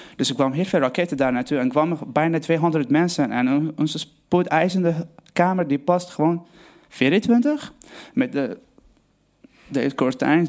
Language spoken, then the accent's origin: Dutch; Aleppo, Aleppo Governorate, Syria; Dutch is a second language; moved away as an adult; now in Netherlands; ik kom uit Syrië, Aleppo. Ik ben gewoon, eh, geboren in 1994, dus ik ga allemaal het Nederlands proberen. Ik ben geboren in Aleppo, gewoon voor een lieve familie. Uh, eh, we waren gewoon opgegroeid